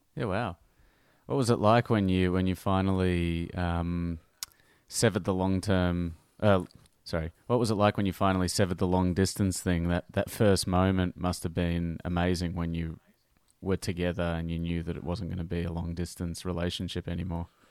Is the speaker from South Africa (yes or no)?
no; Melbourne, Victoria, Australia; a Melbourne boy